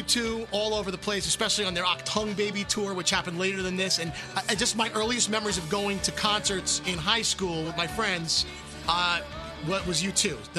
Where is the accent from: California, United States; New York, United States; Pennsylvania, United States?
New York, United States; New York City; growing up in Brooklyn.